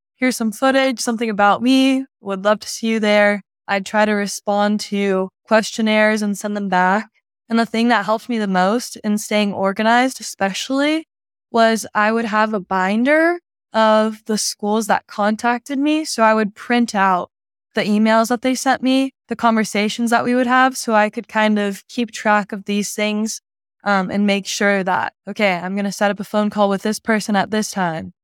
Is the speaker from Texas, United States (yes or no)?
yes; Dallas, Texas, United States; also born or lived in Clearwater, Florida; I was born in Clearwater, Florida, moved to Dallas